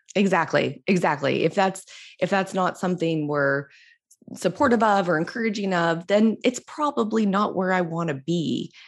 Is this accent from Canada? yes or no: yes; Canada; I'm Canadian